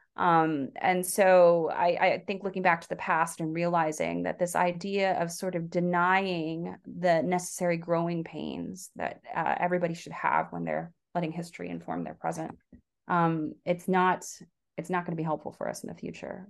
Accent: the South, United States; also born or lived in Korea; I was raised in the South.

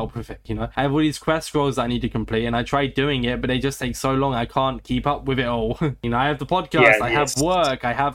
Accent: Australia

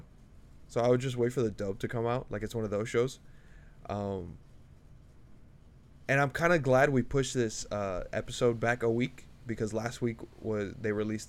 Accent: United States; as an American

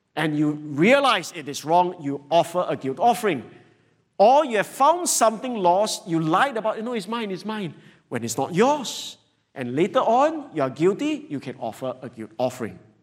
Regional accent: Singapore; as average Singaporean

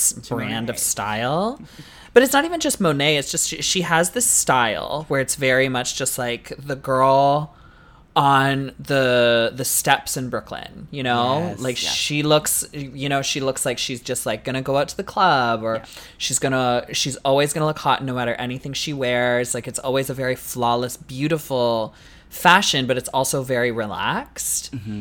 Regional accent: Canada; as a Canadian girly

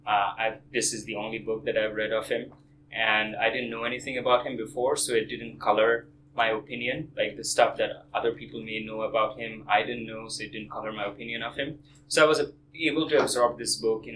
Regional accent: Kolkata, West Bengal, India; moved away; I was born in Kolkata, India

